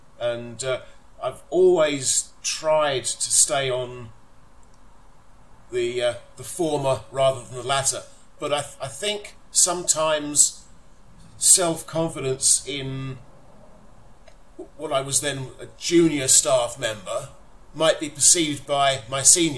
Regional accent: London, United Kingdom; now in Folkestone, United Kingdom; I live in Folkestone, but I consider myself still bizarrely to be from North London.

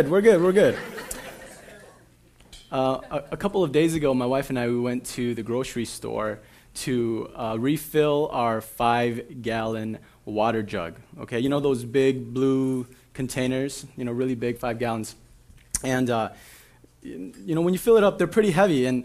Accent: Minnesota, United States; right over by where I grew up in the Midway in Frogtown

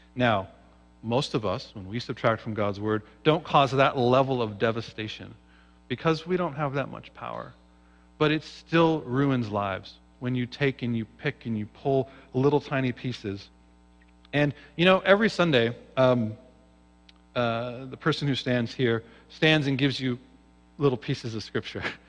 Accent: Seattle, Washington, United States; I grew up in Seattle, Washington.

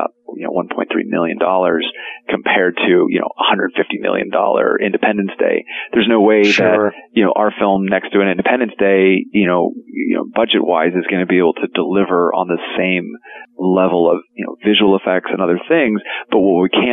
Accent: Arizona, United States; moved away; I grew up in Arizona

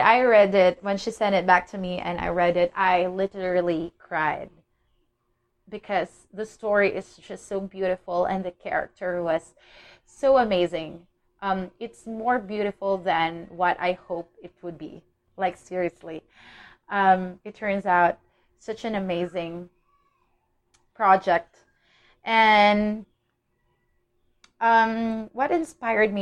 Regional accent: Philippines; I'm from the Philippines

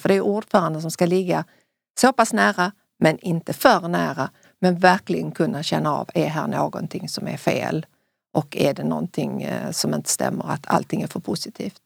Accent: Sweden; i Sverige

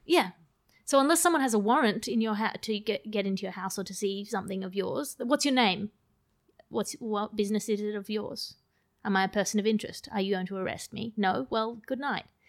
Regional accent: Sydney, New South Wales, Australia; accent: Australian; moved away; also born or lived in United Kingdom; I sound very Australian

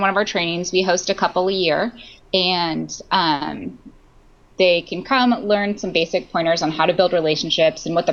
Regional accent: United States; growing up in America

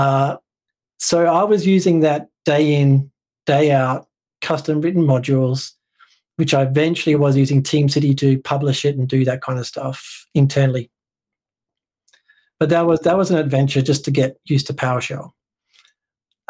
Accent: West Coast of Australia, Western Australia, Australia; also born or lived in Portland, Oregon; I am from the West Coast, which is the best coast

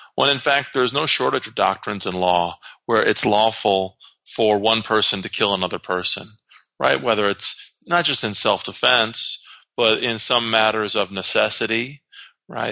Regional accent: Iowa, United States; my home state, the state of Iowa

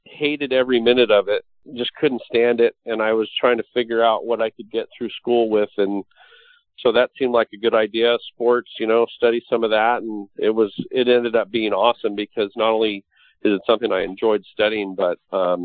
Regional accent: Los Angeles, California, United States; I grew up in Hollywood as a kid

